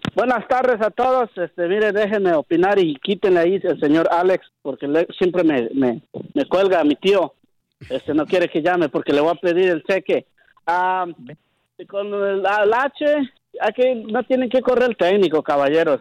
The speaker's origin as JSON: {"language": "Spanish", "country": "Mexico", "moved": "yes", "lives_now": "New York, United States", "said": "yo, yo soy de México, yo, yo apoyo México a morir"}